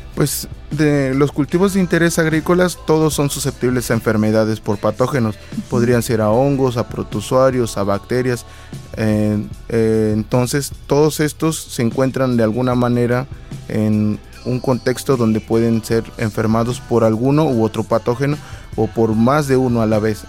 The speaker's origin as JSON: {"language": "Spanish", "town": "Tlapacoyan", "region": "Veracruz", "country": "Mexico", "moved": "as an adult", "lives_now": "Xalapa, Mexico", "said": "Yo soy de Tlapacoyan, de Tlapacoyan, Veracruz."}